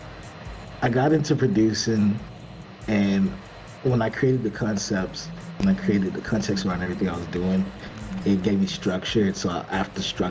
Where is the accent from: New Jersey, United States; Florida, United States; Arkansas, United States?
Arkansas, United States; Little Rock; I'm from Little Rock. I ain't grow up in, like, money